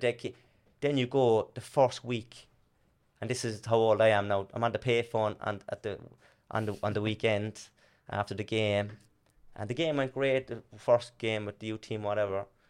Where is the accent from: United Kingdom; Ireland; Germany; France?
Ireland; Cork, Munster; also born or lived in Blarney Street, Cork; now in Australia; I'm from Torrendale in Dublin Hill